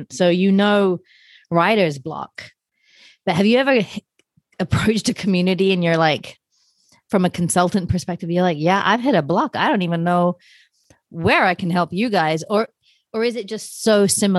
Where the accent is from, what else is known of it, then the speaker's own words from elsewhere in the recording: United Kingdom; I'm British